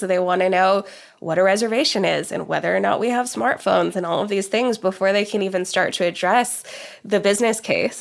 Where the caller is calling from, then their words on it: Oklahoma, United States; living in Oklahoma, where I am, uh, calling in from here today in the, in the U S